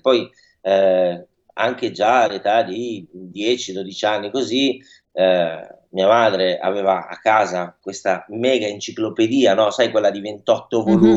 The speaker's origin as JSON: {"language": "Italian", "town": "Milan", "region": "Lombardy", "country": "Italy", "tie": "born or raised there", "said": "io sono nato, cresciuto, e vissuto qua a Milano"}